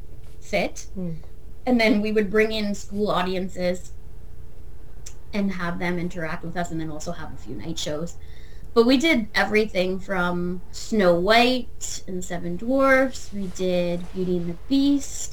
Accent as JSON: {"language": "English", "town": "Chatham", "region": "Ontario", "country": "Canada", "tie": "born or raised there", "moved": "yes", "lives_now": "Sarnia, Canada", "said": "I didn't grow up in Sarnia. I grew up in Chatham"}